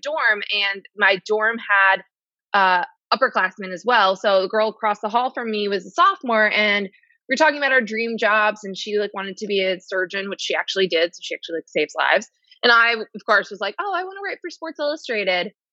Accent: United States; I grew up in New York or New Jersey, but New York sports.

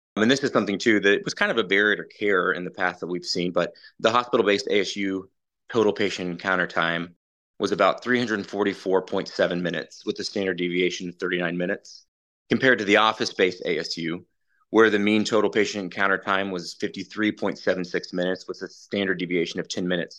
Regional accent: Ponca City, Oklahoma, United States; also born or lived in Allentown, Pennsylvania; I'm from Ponca City, Oklahoma. Grew up in Oklahoma.

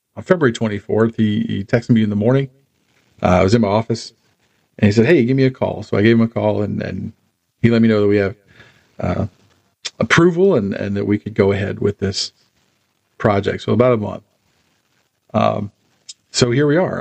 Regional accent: Charlotte, North Carolina, United States; now in Harrisburg, United States; I was born and raised in Charlotte

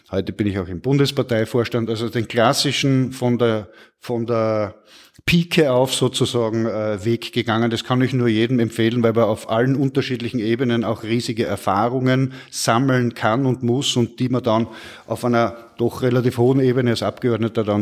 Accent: Murau, Styria, Austria; also born or lived in Graz; die Obersteiermark, der Bezirk Murau, aus dem ich komme, und zum zweiten meine Heimatstadt Graz. Da fühle ich mich am wohlsten. Was schmeckt Ihnen? Ein typischer Österreicher und Steirerbur.

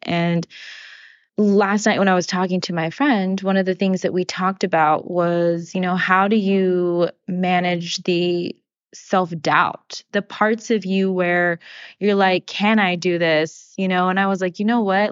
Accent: Sacramento, California, United States; moved away as an adult; also born or lived in New Jersey; We're both from Sacramento. And I was thinking about what it is to be from our hometown and to grow up in the same place

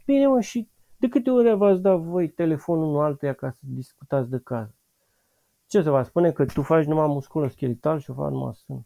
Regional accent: Bucharest, Romania; În București, sunt bucureștean

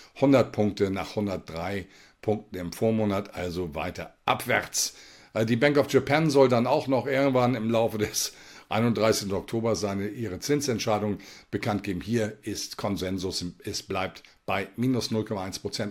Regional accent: Germany; bei uns in Deutschland

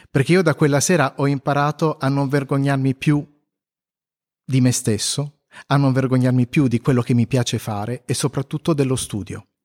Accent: Apulia, Italy; accent: Pugliese; il mio accento che, mm, che passa dal pugliese a non si sa bene cosa ogni tanto

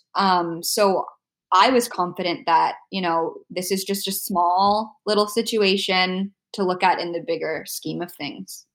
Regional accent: Ontario, Canada; moved away as an adult; also born or lived in Abu Dhabi; now in Vancouver, Canada; we are both from Ontario

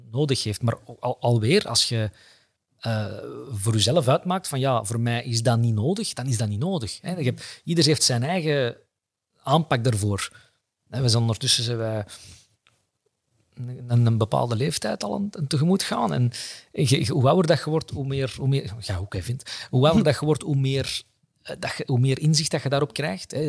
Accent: Antwerp, Flanders, Belgium; Dat is omdat ik van Antwerpen ben

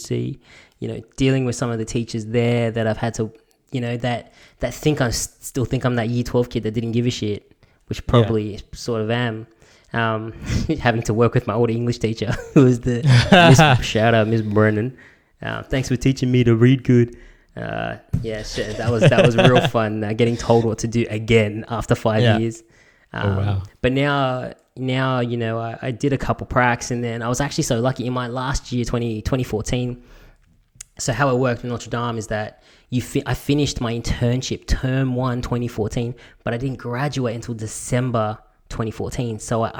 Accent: Bankstown, New South Wales, Australia; also born or lived in Punchbowl; because I've grown up and so have you, growing up in Punchbowl and Bankstown, there's a certain way of talking to people.

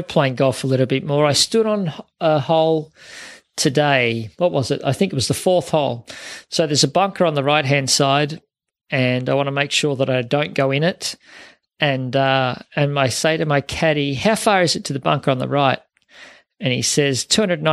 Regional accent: Melton, Victoria, Australia; I grew up in Melton, was where I grew up, and played at Melton Valley Golf Club and at Werribee.

